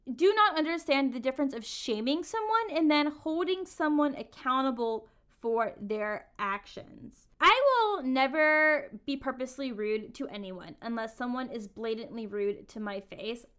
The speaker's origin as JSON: {"language": "English", "region": "the South", "country": "United States", "tie": "born or raised there", "said": "Growing up in the South"}